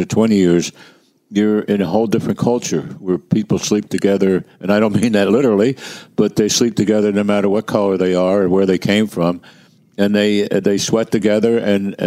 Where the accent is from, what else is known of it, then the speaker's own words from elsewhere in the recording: Philadelphia, Pennsylvania, United States; I come from Kensington